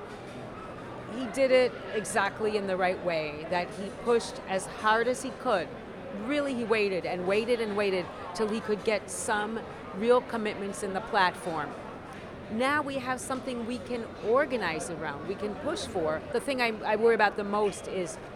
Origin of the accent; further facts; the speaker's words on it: Middlebury, Vermont, United States; I'm from Middlebury, Vermont